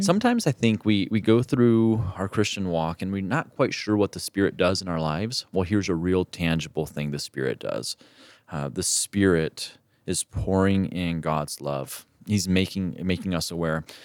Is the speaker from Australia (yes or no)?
no; Mexico; moved away; where I grew up in Mexico